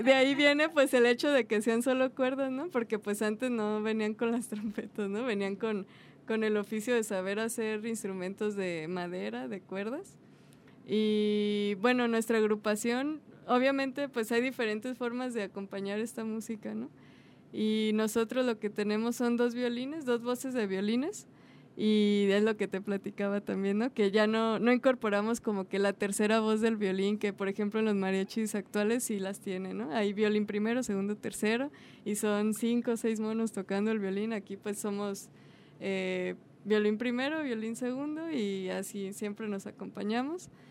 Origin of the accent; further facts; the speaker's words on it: Guadalajara, Jalisco, Mexico; yo nací aquí en Guadalajara